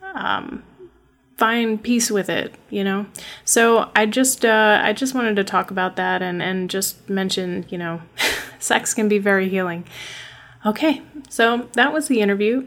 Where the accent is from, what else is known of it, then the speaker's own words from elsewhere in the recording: upstate New York, United States; also born or lived in Brooklyn, New York; I don't have an accent though because I grew up in upstate New York in a very small town